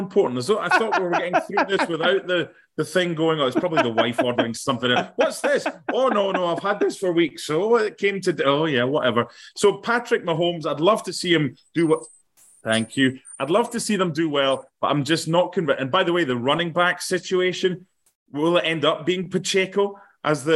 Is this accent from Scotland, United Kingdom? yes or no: yes; Penicuik, Scotland, United Kingdom; a fellow person from Pennycook